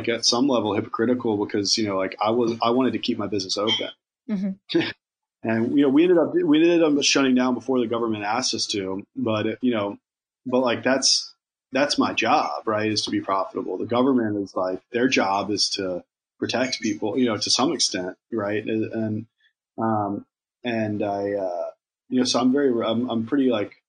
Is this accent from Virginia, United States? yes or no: yes; Virginia, United States; now in New York, United States; I'm from Virginia, and I've lived in New York for a long time now